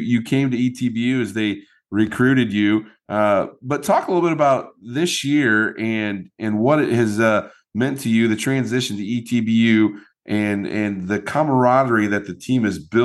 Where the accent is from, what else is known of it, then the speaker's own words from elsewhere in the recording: Midwest, United States; moved away; I grew up in the Midwest.